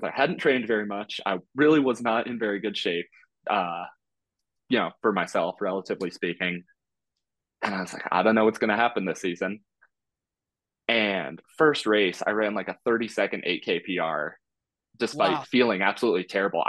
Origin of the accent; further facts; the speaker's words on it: California, United States; moved away as an adult; also born or lived in Iowa / Colorado; I'm from California originally